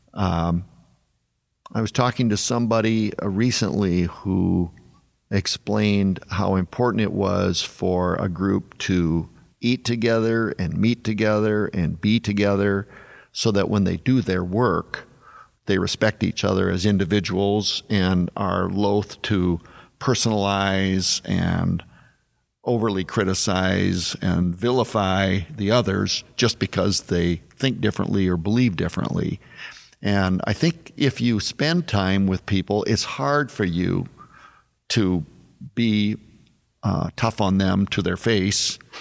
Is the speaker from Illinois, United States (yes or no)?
no; South Dakota, United States; growing up in South Dakota